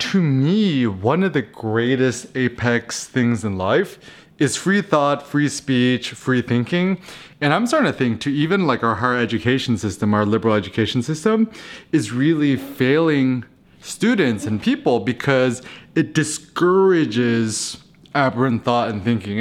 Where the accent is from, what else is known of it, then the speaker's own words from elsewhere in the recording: United States; being an American